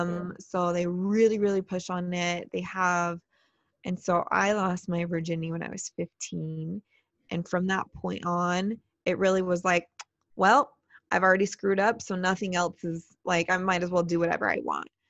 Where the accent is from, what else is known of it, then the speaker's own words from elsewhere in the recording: Utah, United States; I'm from Utah, we record out of Utah